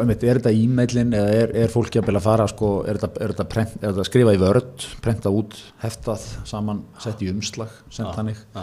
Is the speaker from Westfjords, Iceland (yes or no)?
no; Seltjarnarnes, Capital Region, Iceland; mín heimabæ Seltjarnarnesi